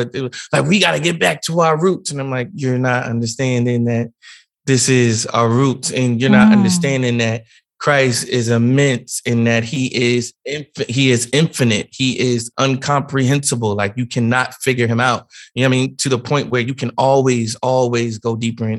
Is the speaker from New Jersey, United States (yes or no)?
yes; New Jersey, United States; I come from a very small, a very small town. So it's not like mega preachers come to our church all the time or anything like that. But we were at a different church. I'm from Jersey